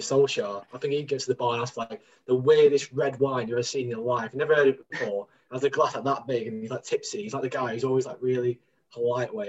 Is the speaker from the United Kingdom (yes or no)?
yes; Manchester, North West England, United Kingdom; I'm not from Stockport. I'm from Manchester